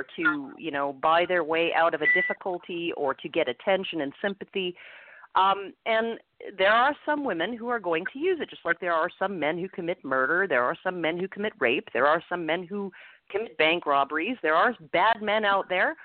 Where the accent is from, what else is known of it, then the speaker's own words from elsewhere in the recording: Edmonton, Alberta, Canada; I'm from Edmonton, Alberta, so I'm in Canada's Texas